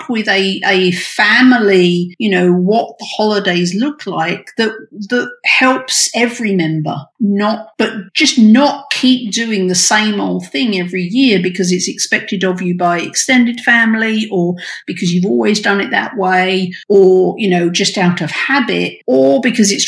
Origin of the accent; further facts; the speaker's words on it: United Kingdom; now in United States; I'm British and I didn't grow up with Thanksgiving